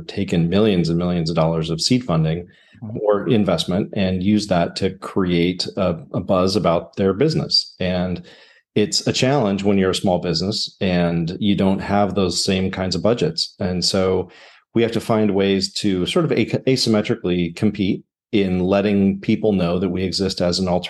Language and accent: English; Southern California, United States; moved away as an adult; also born or lived in upstate New York; I grew up in Southern California, went to college in upstate New York